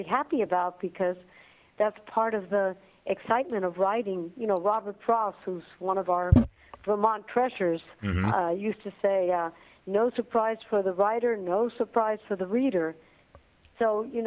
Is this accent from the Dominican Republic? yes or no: yes; Dominican Republic; English is a second language; now in United States; growing up in the Dominican Republic